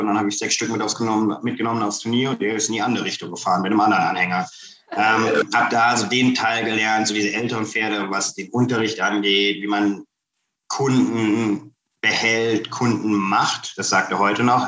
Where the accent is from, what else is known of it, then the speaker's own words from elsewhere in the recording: Kassel, Hesse, Germany; now in United States; Ich komme ursprünglich aus Kassel.